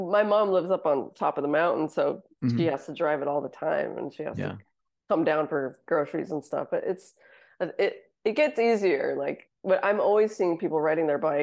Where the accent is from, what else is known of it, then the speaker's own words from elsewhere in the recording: Littleton, Colorado, United States; now in Seattle, United States; I live in Seattle, but I'm from Colorado.